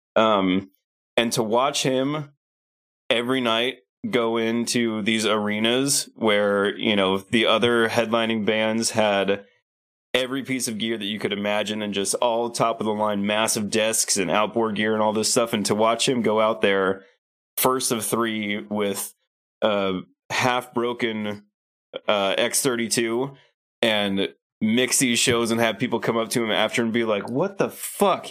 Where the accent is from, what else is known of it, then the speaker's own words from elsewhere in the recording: Lincoln, Nebraska, United States; moved away as an adult; also born or lived in Hollywood, California; I moved from Lincoln, Nebraska, where I'd lived my whole life, to Hollywood, California